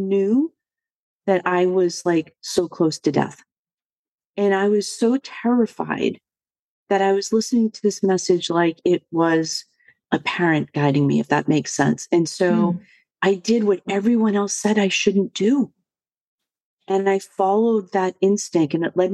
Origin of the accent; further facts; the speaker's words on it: Boston, Massachusetts, United States; I was born and raised in the Boston area